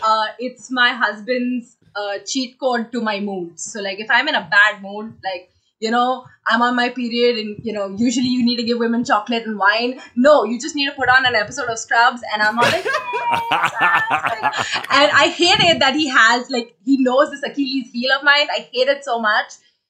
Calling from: India; I'm calling from India.

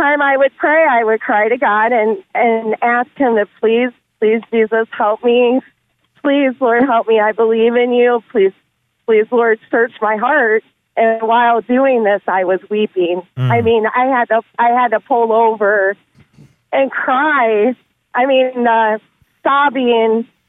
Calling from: Fostoria, Ohio, United States; I am calling from Fostoria, Ohio.

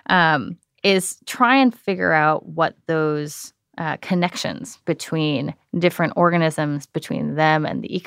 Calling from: San Francisco, California, United States; I'm calling from San Francisco.

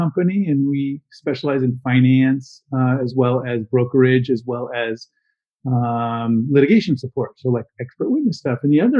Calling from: Los Angeles, California, United States; I am calling you from Los Angeles, or talking from Los Angeles, California, Marina del Rey area.

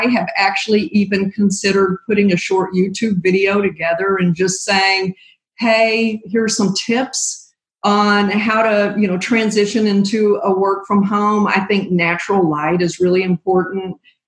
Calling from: Springfield, Missouri, United States; I am calling in from my home office in Springfield, Missouri.

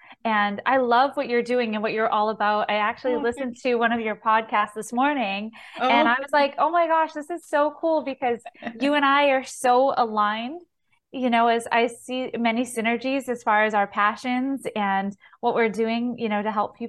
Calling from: Massachusetts, United States; So I'm based out of Massachusetts. I actually share my time between Florida and Massachusetts.

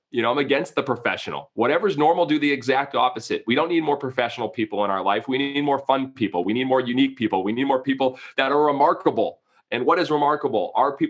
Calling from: Savannah, Georgia, United States; Savannah, Georgia. Actually, today in the bowels of our stadium, underneath our ballpark and our converted studio today in Savannah, Georgia.

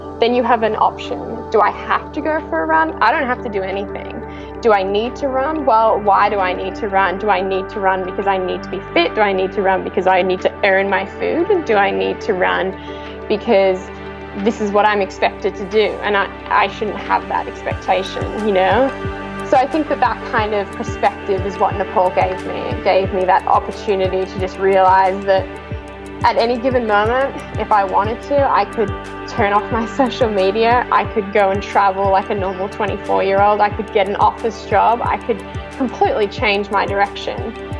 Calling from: Melbourne, Victoria, Australia; I'm super stoked to be on today talking all things running and not running. I'm coming from Melbourne, Australia. I'm 24 years old.

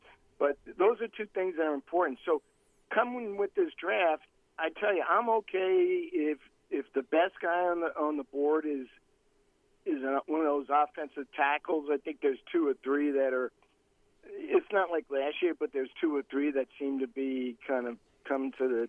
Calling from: North Carolina, United States; from North Carolina.

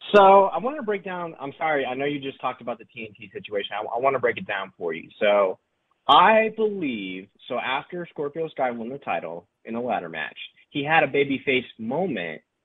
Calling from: Round Rock, Texas, United States; calling from Round Rock, Texas

